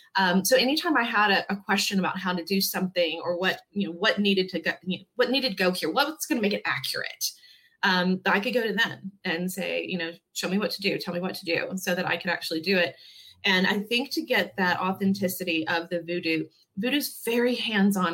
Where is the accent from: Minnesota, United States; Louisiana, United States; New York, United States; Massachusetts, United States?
Louisiana, United States; Baton Rouge; moved away as an adult; now in Franklin, United States; I was born and raised in Baton Rouge, Louisiana.